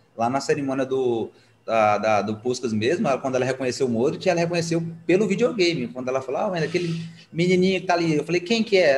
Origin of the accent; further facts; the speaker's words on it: Goiás, Brazil; sou goiano, do pé rachado